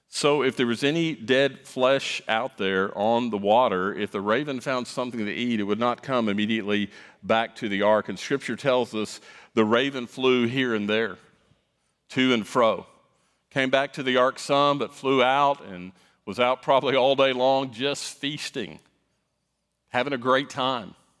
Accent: South Florida, United States; moved away; I grew up in South Florida

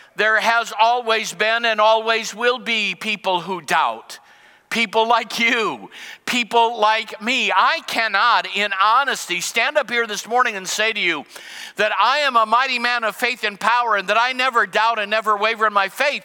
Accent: United States; as an American and as a Christian

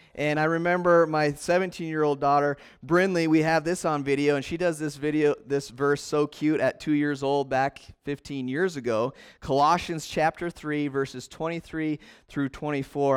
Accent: Montana, United States; now in Casper, United States; I'm from Montana, you know, and we drive down Country Road and you wave at people.

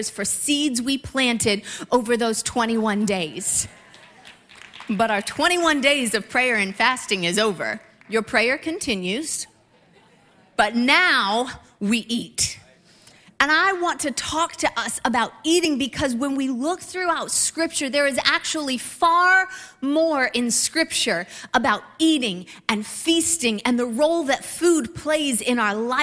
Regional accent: Ohio, United States; a couple who grew up in Midwest Ohio

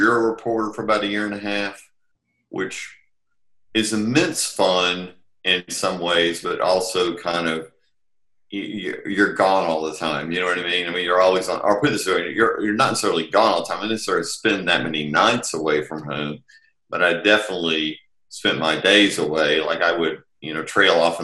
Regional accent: Texarkana, Texas, United States; moved away as an adult; I'm from Texarkana, Texas originally

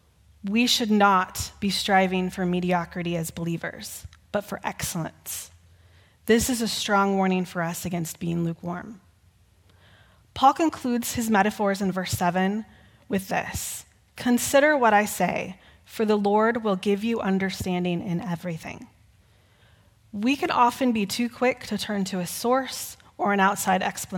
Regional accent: Texas, United States; Growing up in Texas, we would often hear stories about the Alamo.

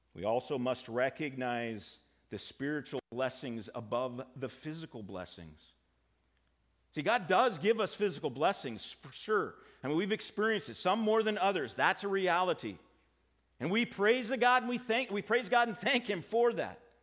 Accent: United States; I'm an American

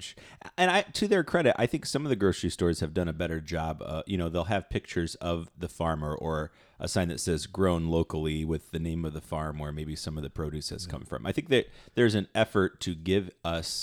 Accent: Toledo, Ohio, United States; Growing up, I was a Toledo boy, right? I grew up in South Toledo

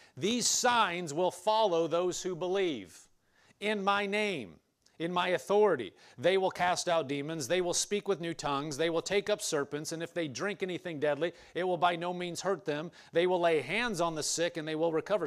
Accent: Nebraska, United States; I grew up in Nebraska, but it wasn't on a farm

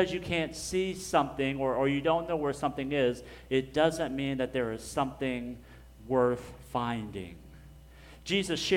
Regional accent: Dallas, Texas, United States; we're just from Dallas because it's just easier to say.

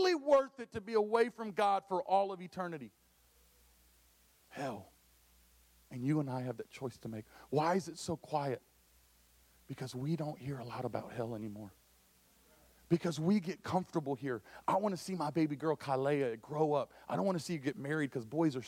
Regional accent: Dallas, Texas, United States; now in St. Louis, United States; I know I'm from Texas. I'm a Dallas boy

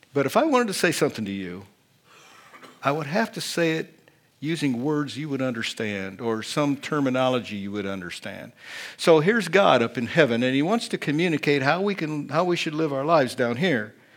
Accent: Indiana, United States; accent: Hoosier; I was born and raised in Indiana. I speak the Hoosier dialect of English

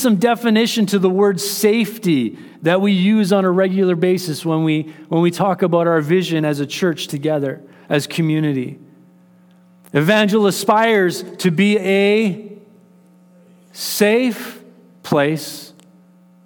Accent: Canada; as Canadians

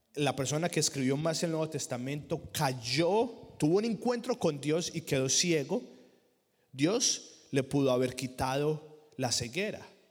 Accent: Colombia; moved away; En la iglesia que yo crecí en Colombia

